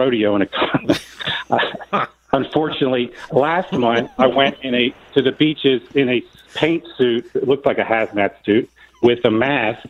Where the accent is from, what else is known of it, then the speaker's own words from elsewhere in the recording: Florida, United States; I'm a second generation Floridian